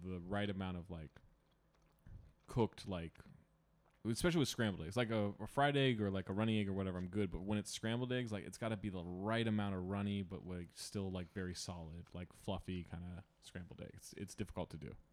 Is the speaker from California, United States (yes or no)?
yes; Sacramento, California, United States; I grew up, like, a block away from a Roundtable in Sacramento. Like, it was, not to brag, I'm from Sacramento